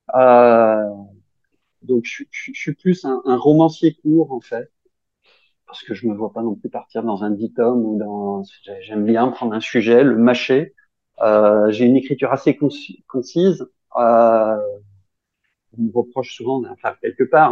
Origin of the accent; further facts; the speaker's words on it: Grenoble, Auvergne-Rhône-Alpes, France; je suis grenoblois